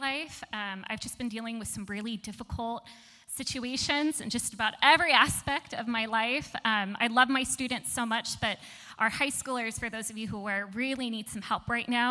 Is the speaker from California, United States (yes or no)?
yes; Torrance, California, United States; now in San Diego, United States; I am originally from Torrance, California